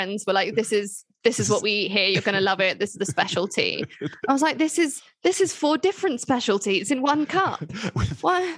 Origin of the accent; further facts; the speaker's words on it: England, United Kingdom; as English people